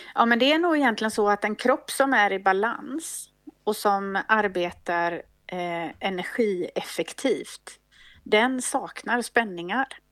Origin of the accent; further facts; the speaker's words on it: Gothenburg, Västra Götaland, Sweden; moved away; also born or lived in Uppsala; jag kommer ursprungligen från Göteborg